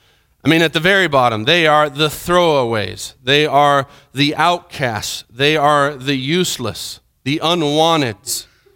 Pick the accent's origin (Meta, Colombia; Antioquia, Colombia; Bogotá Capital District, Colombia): Meta, Colombia; Villavicencio; I remember growing up in Colombia, there was a certain street in Villavicencio that we would go to, and my mom and dad would go and shop at this one store.